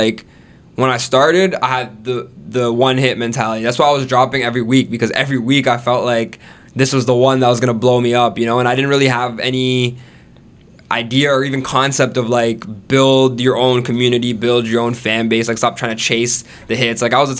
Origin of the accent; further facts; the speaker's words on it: Florida, United States; born there; And earlier, like I was saying, I was born in Florida, right? So I have an American citizenship.